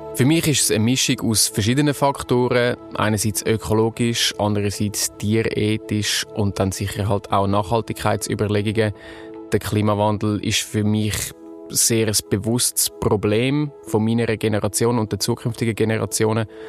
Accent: Zurich, Switzerland; Ich bin achtundzwanzig, geboren und aufgewachsen in Zürich.

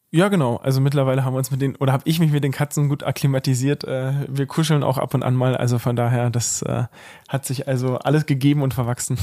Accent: Cottbus, Brandenburg, Germany; also born or lived in Osnabrück; tatsächlich bin ich hier der gebürtige Cottbusser am Tisch. Äh, das heißt also, für mich ist das äh, hier Heimat, in der wir gerade wohnen. Ähm, ja, wie gesagt, seit der Geburt wohne ich hier

